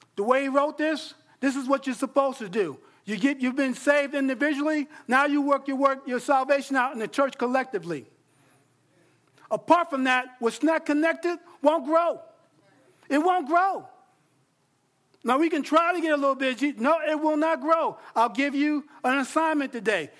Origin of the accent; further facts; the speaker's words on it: New York, United States; moved away; growing up in New York